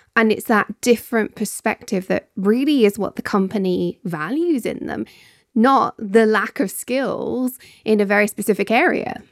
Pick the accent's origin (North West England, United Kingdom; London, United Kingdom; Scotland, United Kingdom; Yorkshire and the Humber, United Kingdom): Scotland, United Kingdom; As a Scot